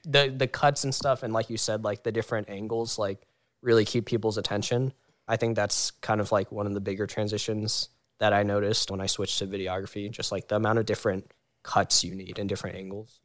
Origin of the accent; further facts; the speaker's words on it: Howard County, Maryland, United States; we're all in Maryland ish, but I'm from the Howard County area, about like an hour